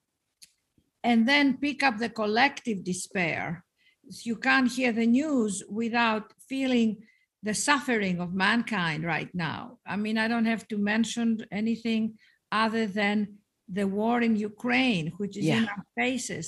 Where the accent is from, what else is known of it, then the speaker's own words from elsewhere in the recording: Athens, Attica, Greece; moved away; I was raised in Athens, Greece